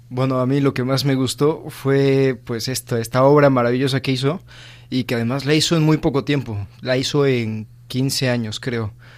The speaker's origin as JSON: {"language": "Spanish", "region": "Mexico City", "country": "Mexico", "said": "de la Ciudad de México"}